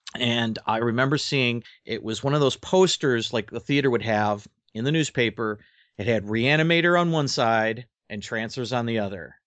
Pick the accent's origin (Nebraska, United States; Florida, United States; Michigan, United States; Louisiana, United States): Michigan, United States; Alpena; where I grew up here in Alpena